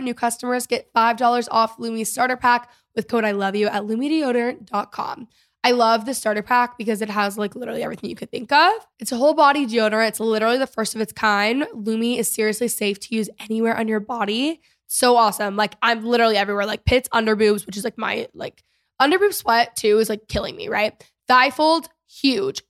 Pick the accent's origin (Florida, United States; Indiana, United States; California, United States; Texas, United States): Texas, United States; I'm a Texan, you know, like, I grew up here.